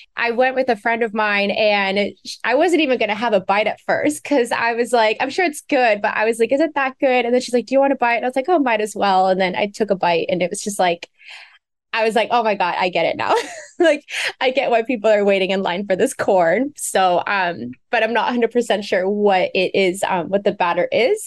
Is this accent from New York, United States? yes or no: no; Beaverton, Oregon, United States; outside of Portland. I grew up in Beaverton